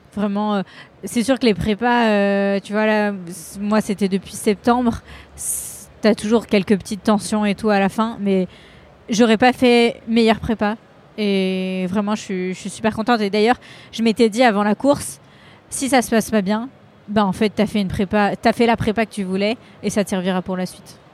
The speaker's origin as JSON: {"language": "French", "town": "Lyon", "region": "Auvergne-Rhône-Alpes", "country": "France", "said": "je suis lyonnaise"}